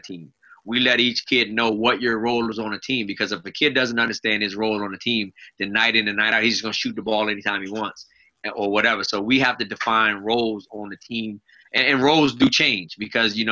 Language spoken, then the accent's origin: English; Arlington, Virginia, United States; I grew up in Arlington, South Arlington